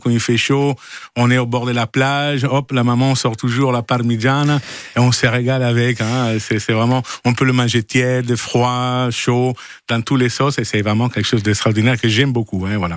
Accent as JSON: {"language": "French", "region": "Friuli-Venezia Giulia", "country": "Italy", "second_language": "French", "moved": "as an adult", "lives_now": "Provence, France", "said": "je viens de Friuli, hein. c'est à côté Venise, hein, Friuli, Venezia, Giulia."}